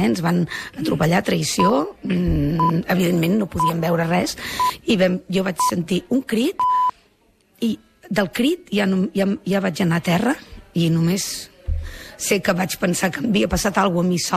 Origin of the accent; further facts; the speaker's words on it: Barcelona, Catalonia, Spain; now in Sant Hipòlit de Voltregà, Spain; jo sóc filla de Sant Andreu